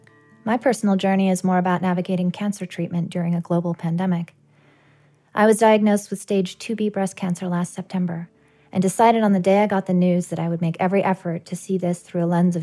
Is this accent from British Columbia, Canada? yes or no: yes; British Columbia, Canada; I have an eclectic geographic background, but in my heart and soul, I'm from British Columbia on the rugged and beautiful west coast of Canada. This is where I live and make my home.